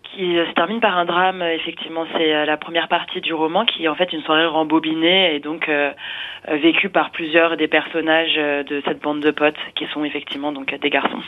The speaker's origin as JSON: {"language": "French", "town": "Neuilly-sur-Marne", "region": "Île-de-France", "country": "France", "tie": "born or raised there", "said": "j'ai grandi à Neuilly-sur-Marne effectivement donc en Seine-Saint-Denis"}